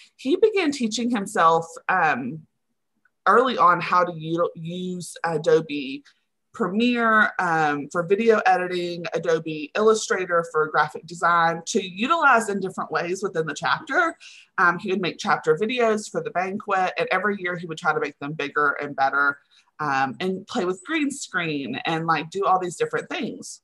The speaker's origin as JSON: {"language": "English", "town": "Henrietta", "region": "Texas", "country": "United States", "tie": "born or raised there", "lives_now": "Austin, United States", "said": "I currently live in Austin, Texas, but I grew up in Henrietta, Texas, which is right outside of Wichita Falls"}